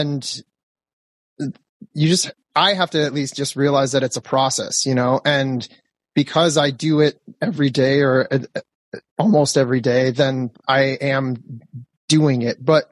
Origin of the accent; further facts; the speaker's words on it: Detroit, Michigan, United States; moved away as an adult; now in Los Angeles, United States; I grew up in Michigan in one of the tundras of the Midwest